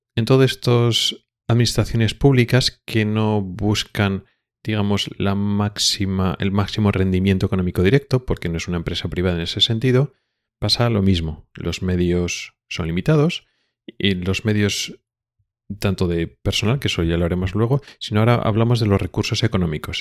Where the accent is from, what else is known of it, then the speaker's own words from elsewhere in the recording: Spain; now in Sweden; nosotros ya como españoles